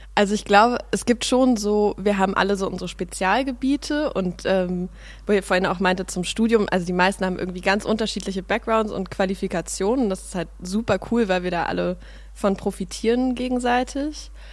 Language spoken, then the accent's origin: German; Berlin, Germany; also born or lived in Suhl, Thuringia; ich bin aber in Pankow in Berlin aufgewachsen, in Prenzlauer Berg